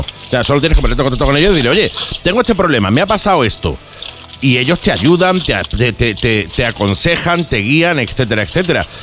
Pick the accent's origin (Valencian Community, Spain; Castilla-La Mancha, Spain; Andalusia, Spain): Andalusia, Spain; Málaga; como diríamos en Málaga